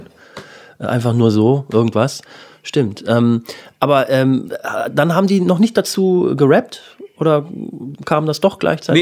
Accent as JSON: {"language": "German", "region": "southern Lower Saxony near the Harz", "country": "Germany", "tie": "born or raised there", "also_born_or_lived": "Göttingen", "said": "da, wo ich groß geworden bin, irgendwie im Süden von Niedersachsen beim Harz"}